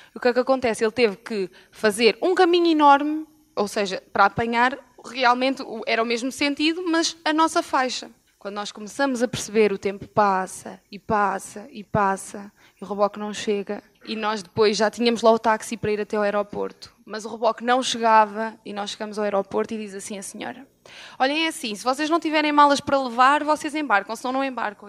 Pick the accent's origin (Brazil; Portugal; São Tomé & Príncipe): Portugal; Moimenta da Beira, Norte; nós somos de Moimenta da Beira